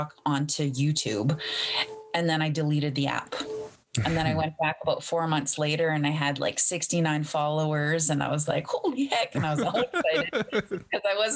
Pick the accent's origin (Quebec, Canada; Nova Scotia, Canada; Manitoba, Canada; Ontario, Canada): Manitoba, Canada; Treaty One Territory, Sagkeeng First Nation; also born or lived in Winnipeg, Manitoba; I live in Winnipeg, Manitoba. I'm Anishinaabe, and I am from Treaty One Territory. My band is Seguin Fort Alexander First Nation